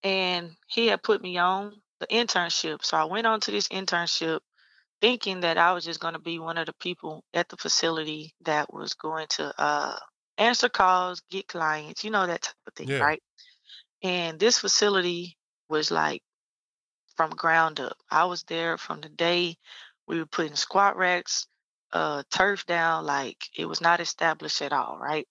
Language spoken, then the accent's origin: English; Lufkin, Texas, United States; moved away as an adult; transition me back to my hometown to start my own thing